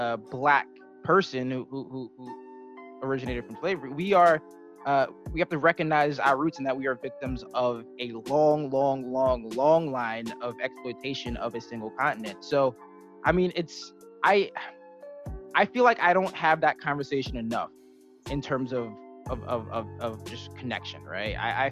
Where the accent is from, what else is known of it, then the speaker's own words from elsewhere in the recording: United States; I'm an American. Right. I was born here. My roots are here. My dad he's from Trinidad initially, but like he's, you know, he moved here as a child.